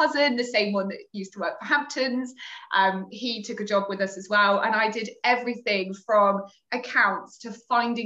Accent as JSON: {"language": "English", "town": "Torquay", "region": "South West England", "country": "United Kingdom", "moved": "as an adult", "lives_now": "London, United Kingdom", "said": "I came to London when I was 18. I'm originally from Torquay in Devon."}